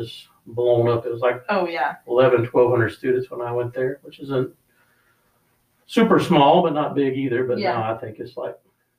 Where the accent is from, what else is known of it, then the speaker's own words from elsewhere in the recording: South Carolina, United States; accent: Southern; moved away as an adult; also born or lived in Lakeland, Florida / Missouri; now in Michigan, United States; I grew up in South Carolina, so I apologize for the accent. It's very Southern. But I've been here in Michigan the last since 2005, so 16 years.